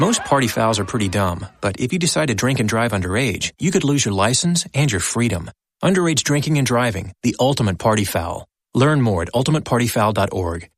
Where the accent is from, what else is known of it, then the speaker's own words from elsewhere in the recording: United States; an American taxpayer